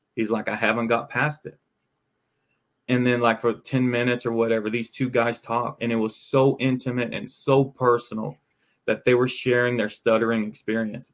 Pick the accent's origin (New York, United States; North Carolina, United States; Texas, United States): Texas, United States; Arlington; moved away; I grew up in Arlington, around the Arlington, Texas area.